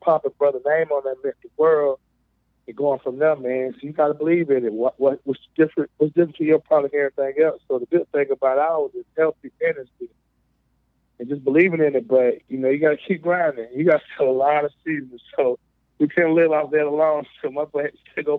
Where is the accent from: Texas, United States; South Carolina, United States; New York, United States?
South Carolina, United States; Greenville County; I'm born and raised in South Carolina, Greenville County